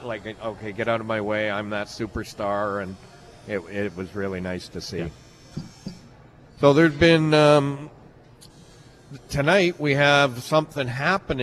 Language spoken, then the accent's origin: English; London, Ontario, Canada; here in London, my hometown